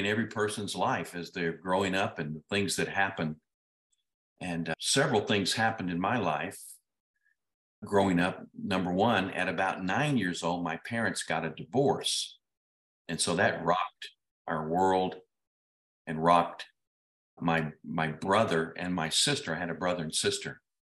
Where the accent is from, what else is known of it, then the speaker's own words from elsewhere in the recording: Ruston, Louisiana, United States; born there; I was born in Ruston, Louisiana, believe it or not. I'm a Louisianian.